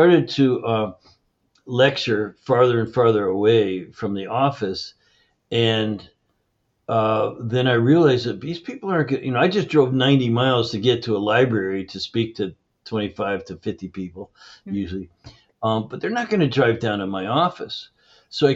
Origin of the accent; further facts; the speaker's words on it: Canada; I grew up in Canada